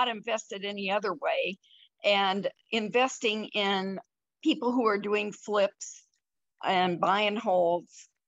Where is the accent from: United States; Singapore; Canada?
United States; Iowa; moved away as an adult; now in Colorado, United States; I grew up in Iowa, moved to Colorado when I graduated from college